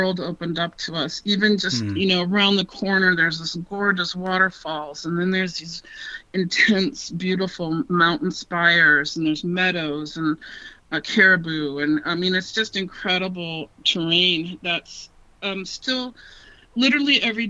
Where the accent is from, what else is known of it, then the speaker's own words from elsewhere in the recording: Northern California, United States; moved away as an adult; now in Alaska, United States; I came from California, from Northern California. I went to nursing school originally, and I came up here to work in public health